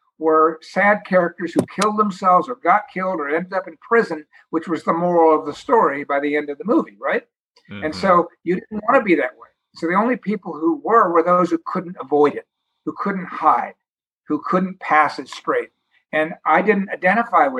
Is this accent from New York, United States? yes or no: yes; New York, United States; I was from New York